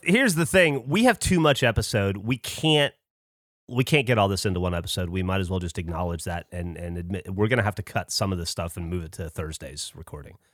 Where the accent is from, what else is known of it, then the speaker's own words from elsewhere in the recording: United States; I'm from America based on my brash, uh, manner of speaking